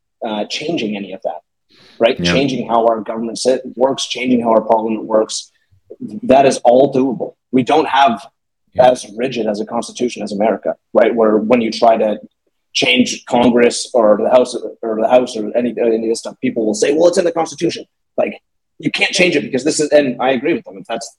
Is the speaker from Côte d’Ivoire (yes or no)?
no; Canada; as a Canadian citizen